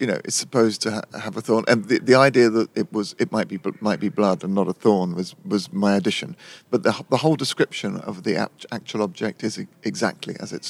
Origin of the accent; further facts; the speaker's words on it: London, United Kingdom; I'm born and raised here, and it's an ancient city.